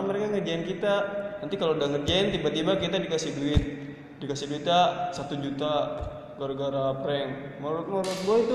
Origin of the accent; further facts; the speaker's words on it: Bintaro, Banten, Indonesia; gue dari Bintaro